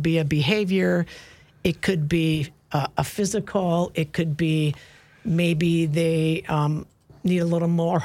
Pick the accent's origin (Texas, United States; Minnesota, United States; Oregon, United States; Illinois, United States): Minnesota, United States; Maple Grove; I grew up in Maple Grove